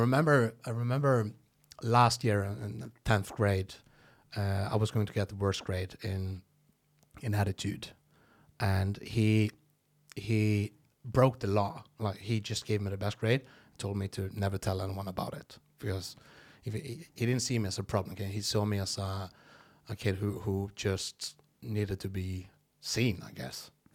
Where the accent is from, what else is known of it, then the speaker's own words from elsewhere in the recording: Norway; first language Norwegian; English is a second language; I would just talk normal Norwegian, and when whenever I was going to talk English